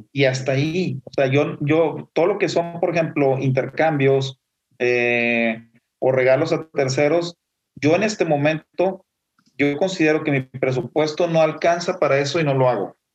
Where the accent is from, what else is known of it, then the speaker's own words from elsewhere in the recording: Mexico; como somos nosotros los mexicanos de fiesteros, pues tenemos la celebración navideña